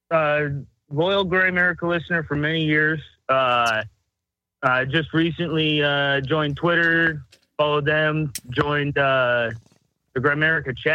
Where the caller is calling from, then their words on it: Seattle, Washington, United States; I'm calling from